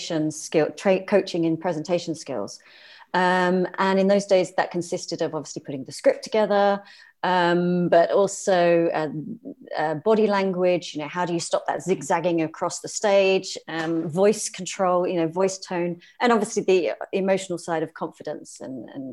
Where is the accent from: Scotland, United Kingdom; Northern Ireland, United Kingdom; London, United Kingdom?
London, United Kingdom; moved away as an adult; also born or lived in South of France; now in France; So no, I am British. I'm originally from London.